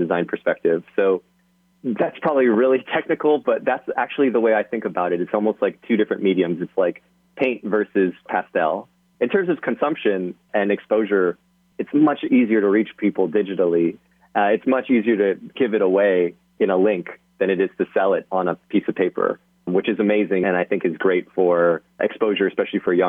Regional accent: Hawaii, United States; moved away; I'm from Hawaii

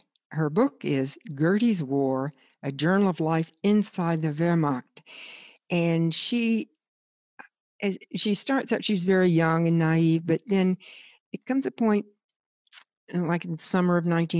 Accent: the South, United States; I grew up in the South

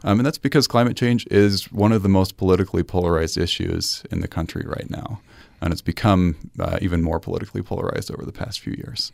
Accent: Salt Lake City, Utah, United States; I grew up in Salt Lake City, uh, in Sugar House

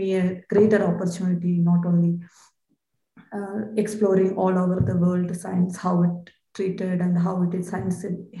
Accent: India; moved away as an adult; now in Florida, United States

